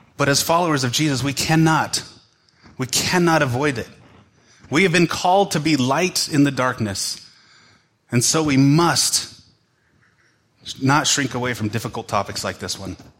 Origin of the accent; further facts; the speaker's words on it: United States; as American Western Christians